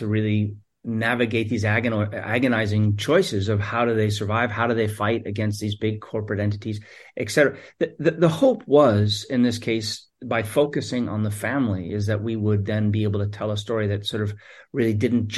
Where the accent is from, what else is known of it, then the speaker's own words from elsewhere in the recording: New York City, New York, United States; a New Yorker who grew up here